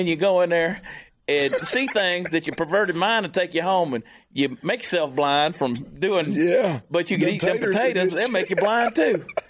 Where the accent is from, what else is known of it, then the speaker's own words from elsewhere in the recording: Georgia, United States; being from the state of Georgia and growing up in Georgia